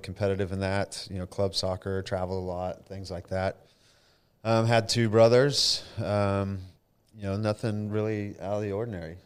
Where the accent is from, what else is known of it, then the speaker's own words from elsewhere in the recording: Denton, Texas, United States; also born or lived in Flower Mound, Texas; I was born in Denton, Texas, so local boy